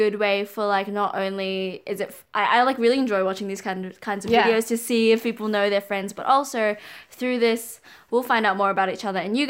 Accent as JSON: {"language": "English", "region": "Auckland", "country": "New Zealand", "tie": "born or raised there", "also_born_or_lived": "Wellington", "said": "I grew up in Auckland, but I was born in..."}